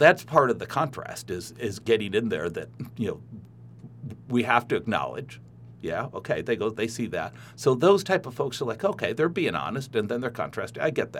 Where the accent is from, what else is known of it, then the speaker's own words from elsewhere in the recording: Midwest, United States; I'm a Midwesterner. I'm just a solid citizen.